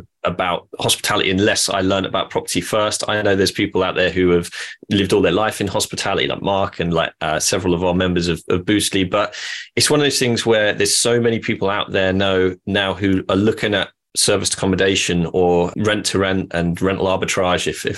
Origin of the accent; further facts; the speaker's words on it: Norwich, East of England, United Kingdom; I am from Norwich